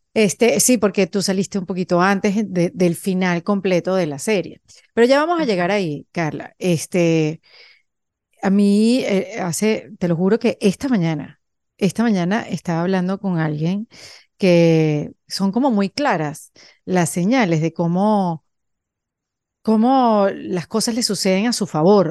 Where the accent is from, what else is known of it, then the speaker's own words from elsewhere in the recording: Venezuela; moved away as an adult; somos venezolanas las dos